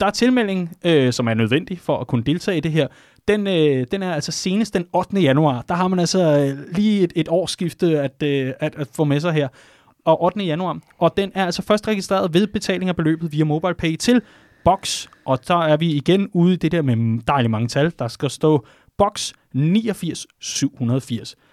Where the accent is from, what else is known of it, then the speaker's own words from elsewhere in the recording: Vestegnen, Capital Region of Denmark, Denmark; jeg er fra Vestegnen